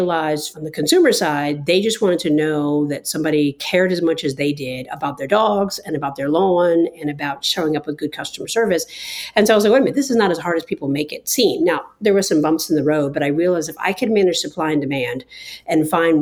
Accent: New York, United States; also born or lived in New Jersey; I'm originally from New York, spent quite a bit of time in New Jersey as well.

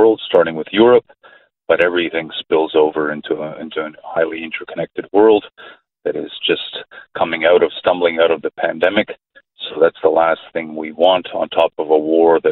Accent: Canada; My parents are from that region, but I speak as a Canadian

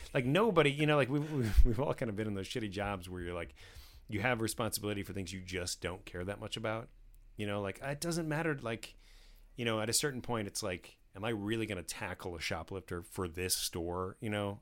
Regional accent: New Jersey, United States; I grew up in New Jersey

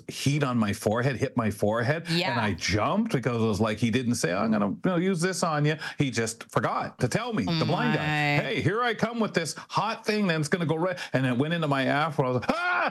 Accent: Canada; also born or lived in London, Ontario; being fifth or so generation Canadian

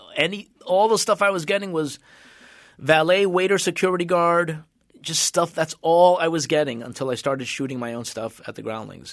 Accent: Union City, New Jersey, United States; moved away as an adult; also born or lived in Cuba / Venezuela / Massachusetts; now in Los Angeles, United States; we went to New Jersey, and I grew up in New Jersey.

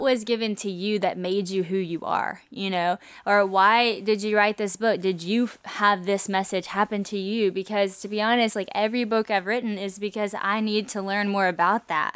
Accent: Louisiana, United States; moved away; also born or lived in Nashville; I moved from Nashville back to Louisiana, but I didn't have community in Louisiana like I did in Asheville. You might think since I was from here

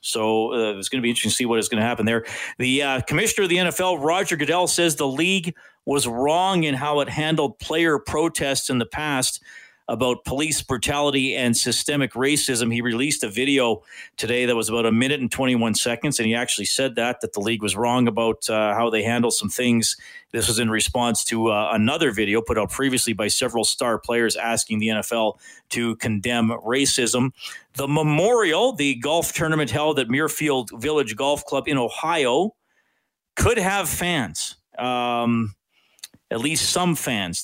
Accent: Evansburg, Alberta, Canada; now in Edmonton, Canada; in junior high and high school growing up in Evansburg

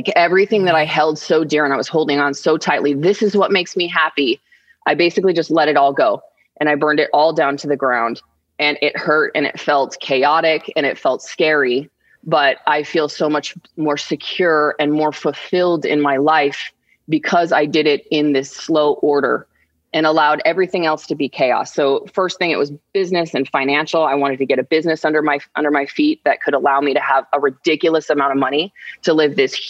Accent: Arizona, United States; we're from Arizona

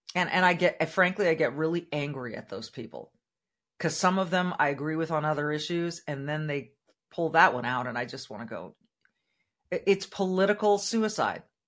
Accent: California, United States; now in Minnesota, United States; the state of California, my home state, my, where I was born and raised

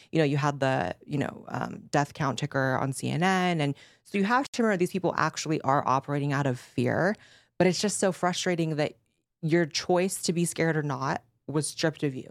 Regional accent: California, United States; I grew up in California, I grew up with lefties

